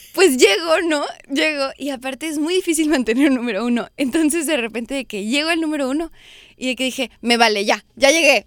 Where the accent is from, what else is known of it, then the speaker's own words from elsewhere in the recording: United States; se siente ser México-americana en este país